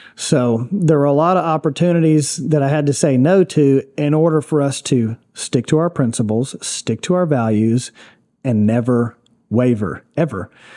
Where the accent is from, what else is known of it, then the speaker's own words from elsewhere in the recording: Gallatin, Tennessee, United States; I grew up in Gallatin